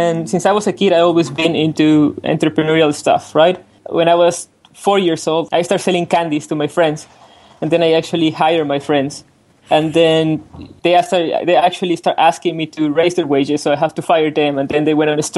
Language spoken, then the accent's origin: English; Mexico City, Mexico; I'm from Mexico City